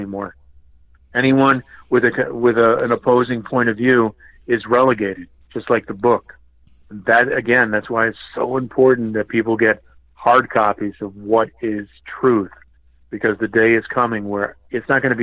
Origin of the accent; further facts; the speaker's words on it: Connecticut, United States; also born or lived in Boston; I grew up in Connecticut, but I'm from Boston